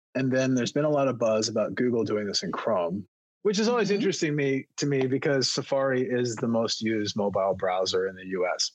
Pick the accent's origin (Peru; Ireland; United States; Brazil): United States; East Coast; moved away; also born or lived in Baltimore area; I grew up on the East Coast